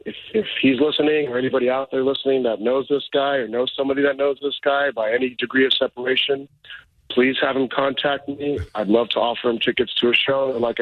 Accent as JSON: {"language": "English", "country": "United States", "tie": "born or raised there", "said": "I grew up in America. I'm about as American as they come. In fact, I feel like I'm not white, but I feel like I am"}